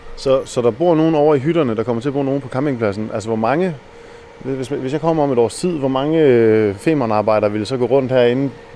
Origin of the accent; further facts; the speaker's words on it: North Jutland, North Denmark Region, Denmark; jeg er oppe fra Nordjylland af